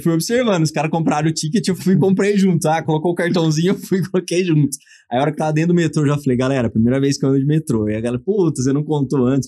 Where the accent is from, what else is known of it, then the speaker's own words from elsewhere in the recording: Torrinha, São Paulo, Brazil; sou é? de Torrinha, uma cidade de Torrinha. 9 mil habitantes do lado de Brotas, então assim, eu sou o cara totalmente caipira do interior ali